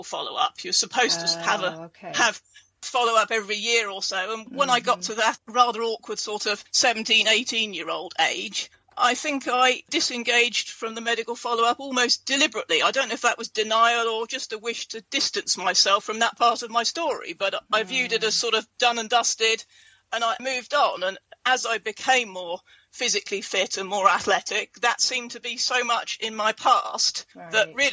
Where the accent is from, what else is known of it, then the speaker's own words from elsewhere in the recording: England, United Kingdom; moved away as an adult; also born or lived in South Florida; I'm English